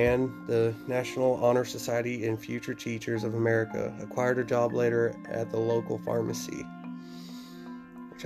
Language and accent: English; Daisetta, Texas, United States; as a kid when I grew up in Days Out of Texas